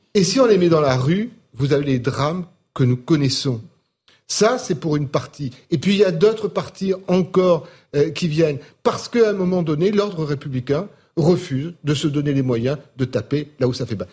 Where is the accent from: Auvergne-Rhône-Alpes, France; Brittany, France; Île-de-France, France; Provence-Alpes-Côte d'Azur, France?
Provence-Alpes-Côte d'Azur, France; Marseille; je suis Marseillais comme Karim